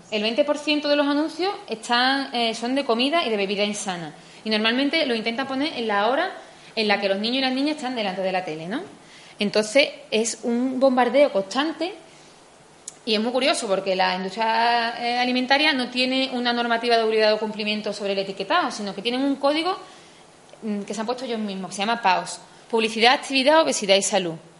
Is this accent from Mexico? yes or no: no; Spain